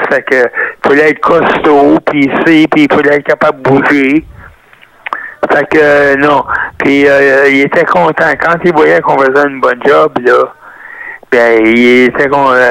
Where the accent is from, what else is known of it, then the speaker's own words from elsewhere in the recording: Montreal, Quebec, Canada; je suis descendance italienne, mais en réalité, je suis né à Montréal, je suis euh, Canadien.